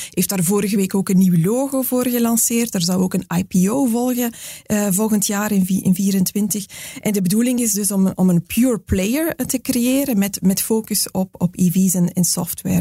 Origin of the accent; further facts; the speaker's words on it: Belgium; wij als Belgen